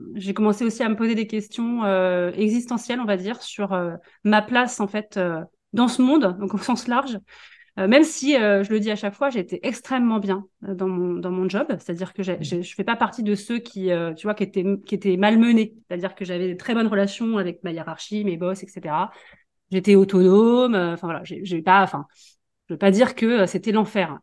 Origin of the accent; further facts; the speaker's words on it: Paris region, Île-de-France, France; moved away as an adult; now in Vendée, France; je suis parisienne. Moi, je suis née, je suis en région parisienne. j'ai fait toute ma vie là-bas, mes études.